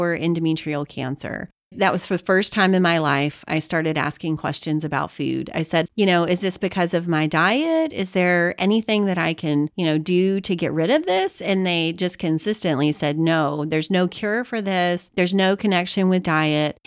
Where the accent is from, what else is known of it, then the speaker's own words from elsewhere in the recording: Louisiana, United States; I'm Cajun, I'm from Louisiana